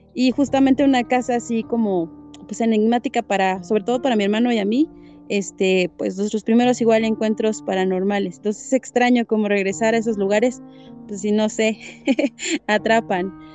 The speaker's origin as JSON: {"language": "Spanish", "region": "Hidalgo", "country": "Mexico", "said": "yo soy hidalguense"}